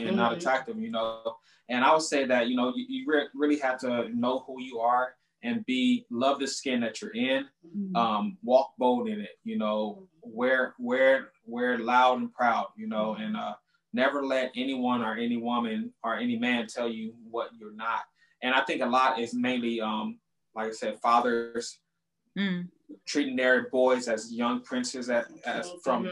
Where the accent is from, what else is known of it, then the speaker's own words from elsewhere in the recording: Compton, California, United States; I was born and raised in Compton, California